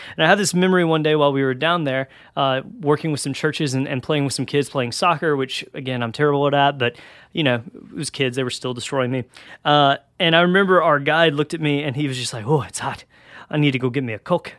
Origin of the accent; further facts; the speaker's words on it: Georgia, United States; I'm from Georgia and in, in the South, so it gets real hot down here